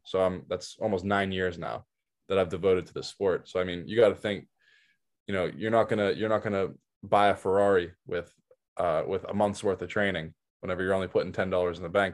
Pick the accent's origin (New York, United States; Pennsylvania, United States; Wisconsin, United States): Pennsylvania, United States; outside Pittsburgh; I was raised outside Pittsburgh